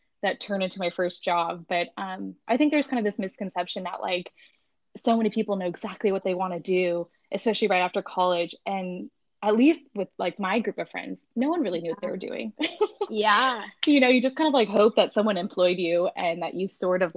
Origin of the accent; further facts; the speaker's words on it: San Diego, California, United States; moved away; I grew up in San Diego